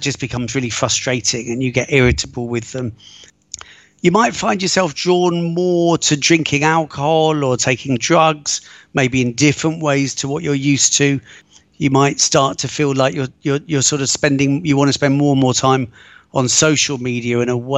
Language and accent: English; United Kingdom; moved away as an adult; also born or lived in London / Egypt / Israel / Italy; now in Rome, Italy; Brought up just outside of London, spent many years living in London, and I've also lived abroad a lot.